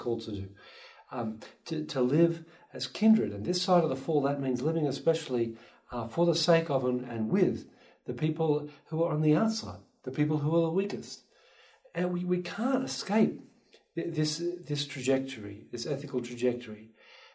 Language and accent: English; Australia; moved away as an adult; now in Vancouver, Canada; I'm an Aussie, so I grew up cuddling koalas and hopping with kangaroos